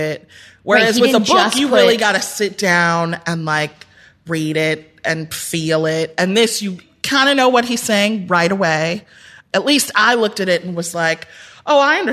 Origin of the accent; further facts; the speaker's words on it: Midwest, United States; I was the Midwest.